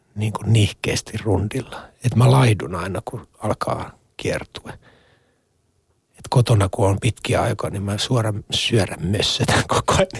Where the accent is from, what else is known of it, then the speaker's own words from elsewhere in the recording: Ostrobothnia, Finland; moved away; mä olen niin kuin Pohjanmaan poika